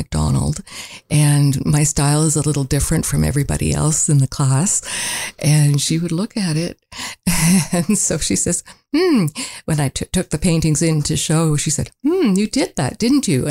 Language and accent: English; Montreal, Quebec, Canada; also born or lived in Toronto; now in Huntsville, Canada; I'm a Montrealer